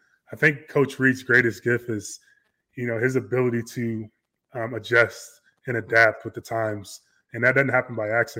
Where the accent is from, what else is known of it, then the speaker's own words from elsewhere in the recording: Chicago, Illinois, United States; moved away; I'm from Chicago